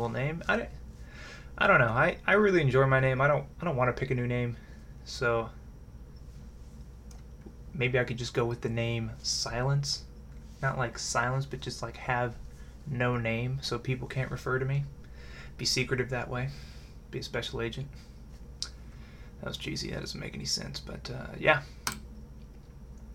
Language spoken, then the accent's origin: English; Raymore, Missouri, United States; I grew up in Raymore, Missouri